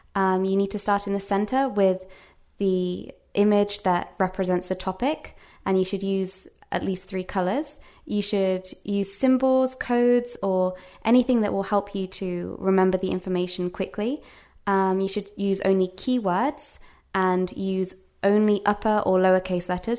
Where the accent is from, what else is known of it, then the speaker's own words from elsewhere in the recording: Worcester, West Midlands, United Kingdom; first language English; moved away as an adult; also born or lived in United States; now in Japan; I'm from a small town called Worcester